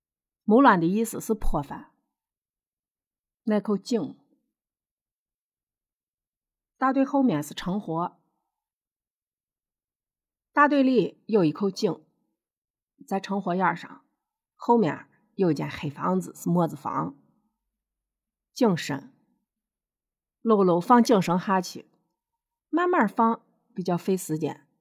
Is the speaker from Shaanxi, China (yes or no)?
yes; Shaanxi, China; accent: Shaanxi dialect; 我呢是陕西人，我用地地道道的陕西话。也就是秦腔，这是一千多年前唐朝的普通话。